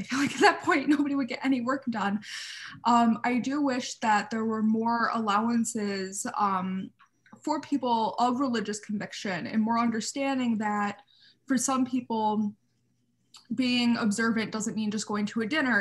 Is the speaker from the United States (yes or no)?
yes; United States; as an American Orthodox Jew